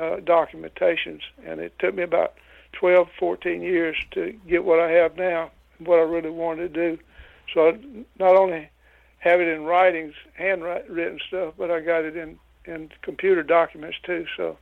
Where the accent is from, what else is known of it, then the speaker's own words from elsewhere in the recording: Louisiana, United States; I was born and raised in Louisiana, lived here all my life, with a few exceptions when I was on the road working as an electrician